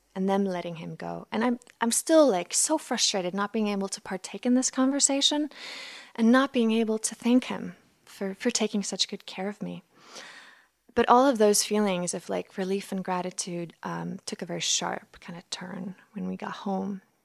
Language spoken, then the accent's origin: English; Iceland; I'm from Iceland, so this all took place in an Icelandic high school